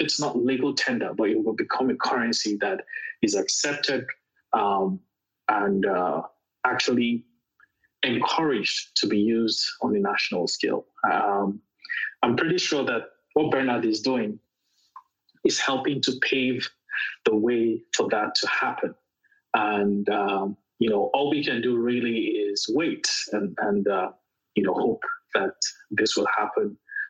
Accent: Nigeria; As a Nigerian and as a Bitcoiner in Nigeria

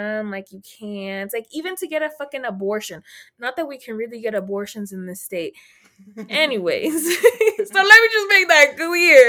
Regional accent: Texas, United States; I'm from Texas

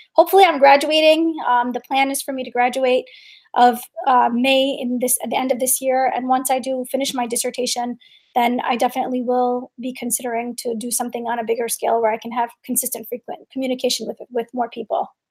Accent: New York, United States; I grew up in New York in during 9-11

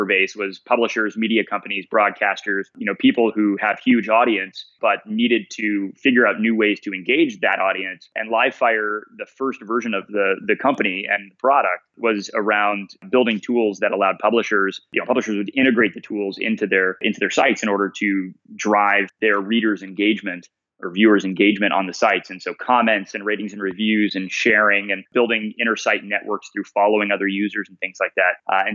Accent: Coppell, Texas, United States; moved away as an adult; also born or lived in Boston; I'm from a tiny town up north of Dallas called Coppell, Texas, and grew up there

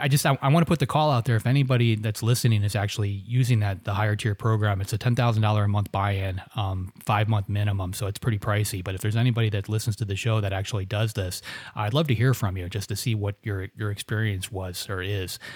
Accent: Florida, United States; I grew up in Florida

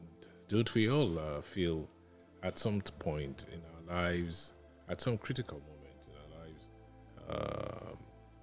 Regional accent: Nigeria; also born or lived in Lagos, Nigeria / England / Ibadan, Nigeria; I grew up in Lagos, started some formative years in England, and then Ibadan, on arriving back in Nigeria in 1971

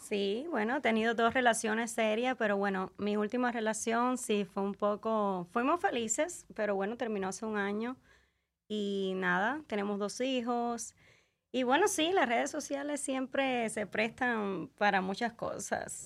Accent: Camagüey, Cuba; now in Las Vegas, United States; Yo soy de Camagüey, Cuba

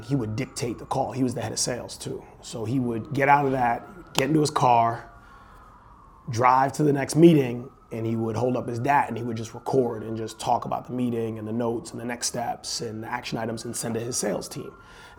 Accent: Bridgeport, Connecticut, United States; also born or lived in Botswana; I grew up in Bridgeport, Connecticut

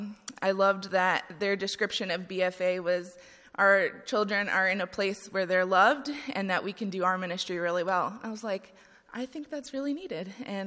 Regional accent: Ohio, United States; I'm from Ohio.

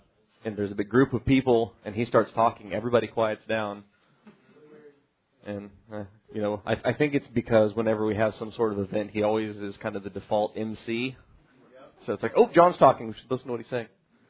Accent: Ireland; Apparently because I'm Irish, I'm supposed to like the rain.

